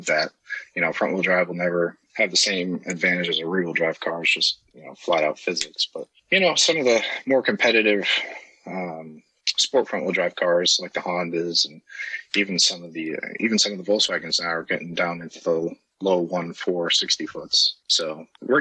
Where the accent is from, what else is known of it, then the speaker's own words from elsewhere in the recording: Maine, United States; moved away as an adult; also born or lived in Maryland; where I grew up here in Maine